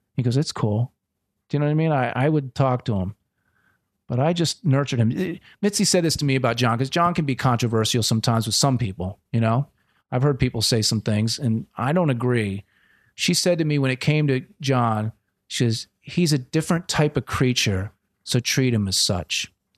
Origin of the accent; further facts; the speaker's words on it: Wilmington, Delaware, United States; moved away as an adult; now in Los Angeles, United States; I'm from Wilmington, Delaware